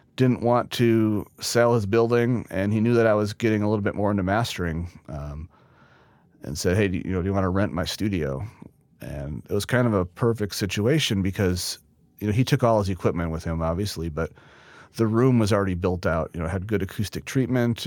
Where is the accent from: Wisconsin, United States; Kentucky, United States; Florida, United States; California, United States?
Wisconsin, United States; Neenah; I was born and raised in Neenah, Wisconsin